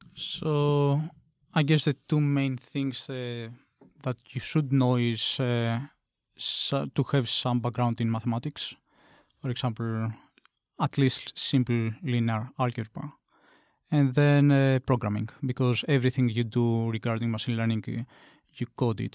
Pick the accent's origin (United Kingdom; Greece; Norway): Greece; moved away as an adult; now in Tokyo, Japan; I'm from Greece.